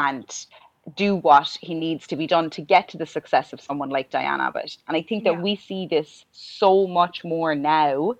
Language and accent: English; Ireland